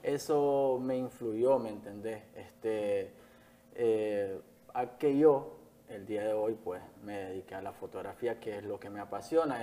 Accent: Jalapa, Nueva Segovia, Nicaragua; moved away as an adult; now in Managua, Nicaragua; Nací en Jalapa, Nueva Segovia, ya al norte del país, eh, el último municipio de Nueva Segovia

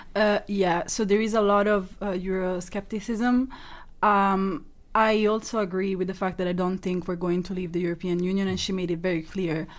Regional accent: Italy; moved away; I grew up in Italy

